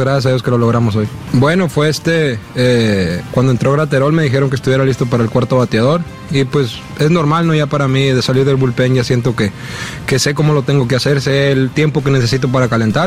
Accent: Mexico; orgulloso de mi tierra

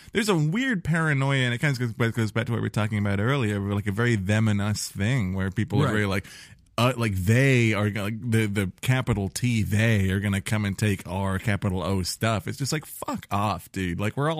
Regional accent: outside of Newbury, South East England, United Kingdom; moved away; also born or lived in Oxford; I was born in Oxford and I was raised outside of Newbury.

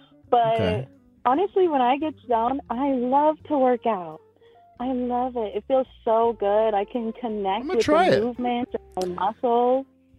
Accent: Seattle, Washington, United States; now in Salt Lake City, United States; I'm living in Salt Lake City right now. I'm from Seattle, and I'm about to graduate college.

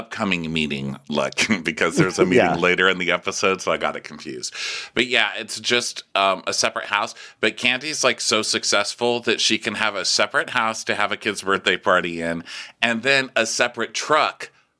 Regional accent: Texas, United States; Yeah. And she gets a gaming truck for the kids to play in, which I thought was funny because, you know, I'm from Texas.

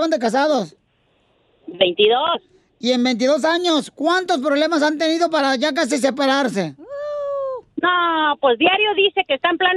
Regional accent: Guadalajara, Jalisco, Mexico; de Guadalajara.

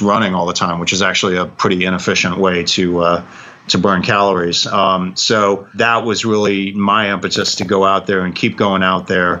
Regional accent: San Francisco Bay Area, California, United States; moved away as an adult; also born or lived in Rhode Island / New York / Lexington, Kentucky; now in Charlotte, United States; I was born and raised in California, grew up mostly in the San Francisco Bay Area

